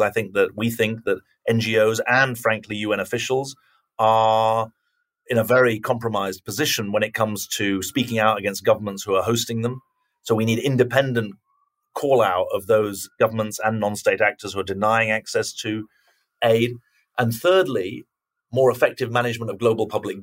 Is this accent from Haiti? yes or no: no; United Kingdom; now in United States; I'm a Brit who lives in America